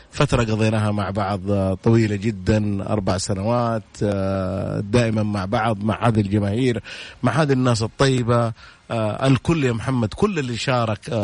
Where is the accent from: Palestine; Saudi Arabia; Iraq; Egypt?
Saudi Arabia